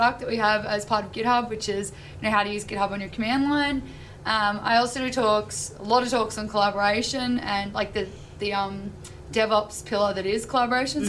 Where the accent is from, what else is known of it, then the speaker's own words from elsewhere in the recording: Australia; I'm from Australia